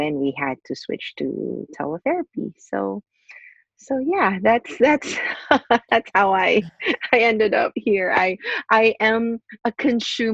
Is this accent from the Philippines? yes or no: yes; Philippines; I am originally from the Philippines. I was born and raised in the Philippines and went to Catholic school.